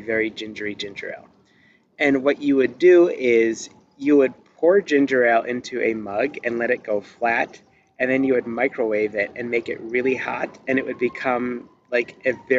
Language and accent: English; Detroit, Michigan, United States; I'm from Detroit